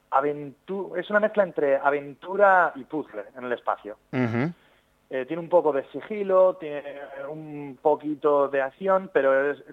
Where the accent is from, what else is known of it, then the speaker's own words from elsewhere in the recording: Zaragoza, Aragon, Spain; sí, sí, yo, soy de Zaragoza.